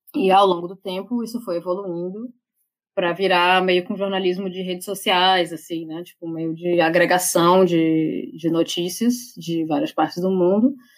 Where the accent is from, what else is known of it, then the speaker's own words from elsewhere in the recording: Brazil; also born or lived in Salvador / São Paulo / London; Eu, como brasileira, tipo, eu nem sou europeia